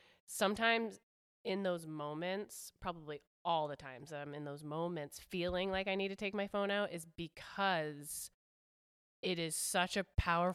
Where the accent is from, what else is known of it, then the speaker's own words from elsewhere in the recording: Hawaii, United States; Or plus, growing up in Hawaii, I don't know where your husband's from, but like, Hawaii is I don't know.